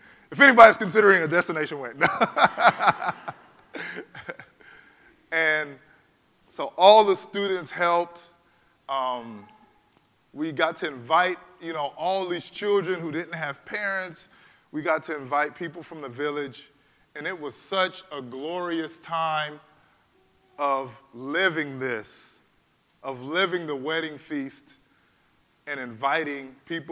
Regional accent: California, United States; I was born in California, man. I'm about as American as you are

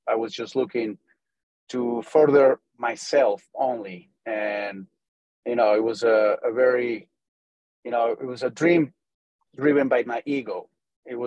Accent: Tampico, Tamaulipas, Mexico; English is a second language; moved away as an adult; also born or lived in United States; I was born and raised in Mexico, in Tampico, Mexico. And I moved to the U.S. to learn English when I was around 18 years old

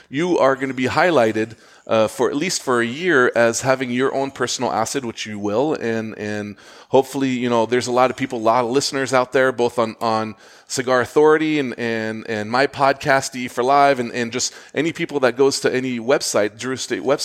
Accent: Switzerland; also born or lived in Zurich, Switzerland / Geneva, Switzerland; now in United States; I was born in Switzerland in Zurich, but I lived in Geneva

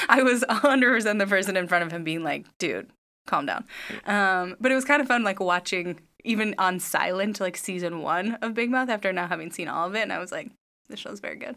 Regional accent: Midwest, United States; now in Los Angeles, United States; we're from the Midwest

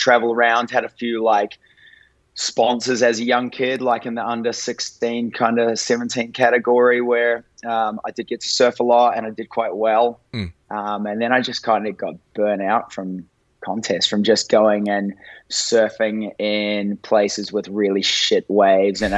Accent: small town north of Auckland, New Zealand; I grew up in New Zealand in a really small town just north of Auckland

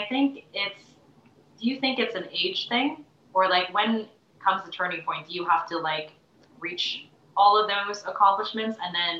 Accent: Canada; my parents immigrated to Canada, and then I was born in Canada, but my parents are from Taiwan.

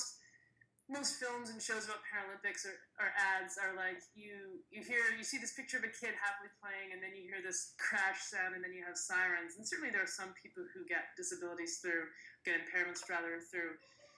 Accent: Edmonton, Alberta, Canada; my hometown of Edmonton

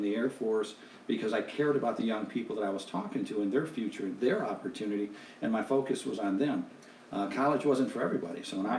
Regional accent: Detroit, Michigan, United States; moved away as an adult; also born or lived in Grosse Pointe, Michigan; I'm from Detroit, Michigan.

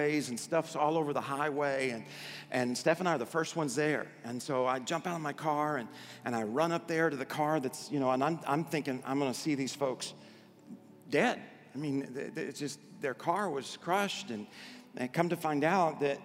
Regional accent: Arkansas, United States; I grew up in Arkansas

